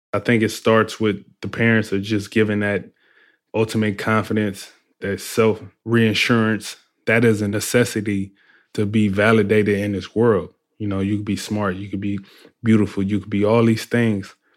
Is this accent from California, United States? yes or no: yes; Compton, California, United States; I grew up in Compton, California